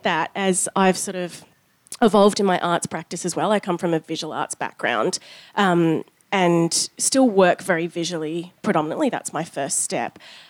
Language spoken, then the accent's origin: English; Australia; born there; I am also Australian born, and have had an interesting experience being Eurasian